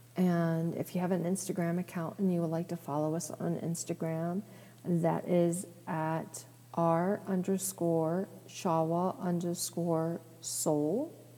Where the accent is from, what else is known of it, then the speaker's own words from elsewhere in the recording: East Coast, United States; I grew up on the East Coast